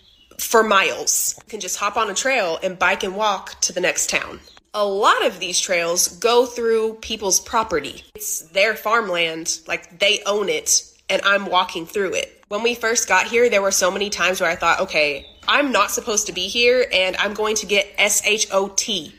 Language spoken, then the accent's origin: English; Texas, United States; now in Germany; I am from Texas, but I live in Germany. So we live in the country. Like, I'm a country gal now. Very tiny village. Lots of livestock, cornfields, like, country.